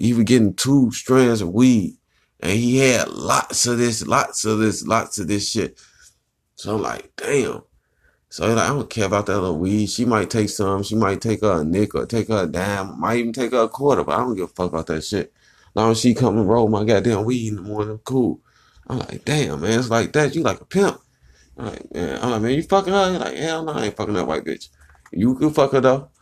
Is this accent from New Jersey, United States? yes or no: no; Chicago, Illinois, United States; I'm from the Chi-Town. Chirac, Chicago